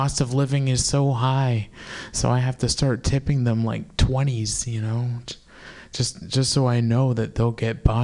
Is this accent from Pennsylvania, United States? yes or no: no; San Francisco Bay Area, California, United States; I'm from the San Francisco Bay Area. I memorized my zip code as a child. 94530